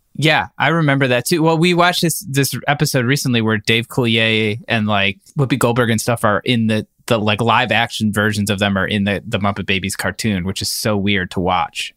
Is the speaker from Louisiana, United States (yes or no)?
no; Cleveland, Ohio, United States; When I was growing up in Cleveland